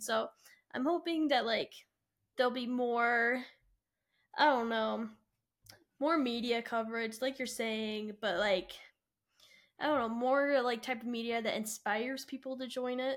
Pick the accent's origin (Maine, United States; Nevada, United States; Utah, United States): Utah, United States; I'm from Utah